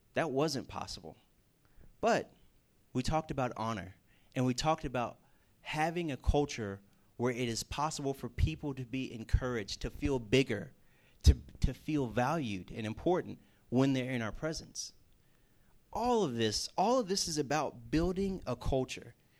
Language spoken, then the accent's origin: English; the South, United States; moved away as an adult; also born or lived in Sam Houston State University, Texas; now in West Virginia, United States; I came from the South, Bible Belt, a lot of churches around